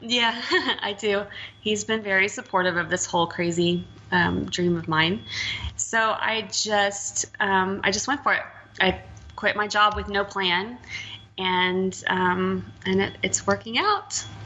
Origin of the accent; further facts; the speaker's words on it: Texas, United States; moved away; I'm from Texas